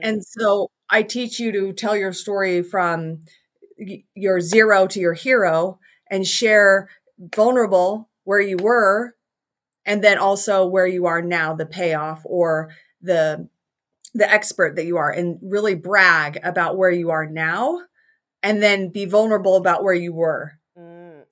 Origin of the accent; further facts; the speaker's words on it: Salt Lake City, Utah, United States; I am from Salt Lake City, Utah